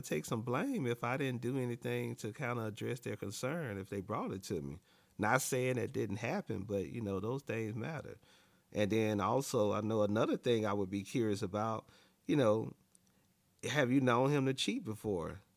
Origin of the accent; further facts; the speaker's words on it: Alabama, United States; moved away; also born or lived in Dallas, Texas; I'm from Alabama, born and raised in Alabama